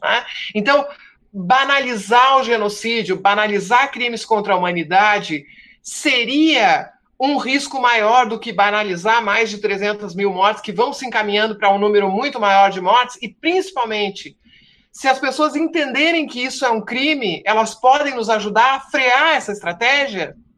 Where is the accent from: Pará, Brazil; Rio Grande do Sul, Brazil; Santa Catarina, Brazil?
Rio Grande do Sul, Brazil; moved away; tu já notaste que eu sou gaúcho, embora não esteja no Rio Grande do Sul há, há muitos anos, saio do Rio Grande, mas o Rio Grande não sai de mim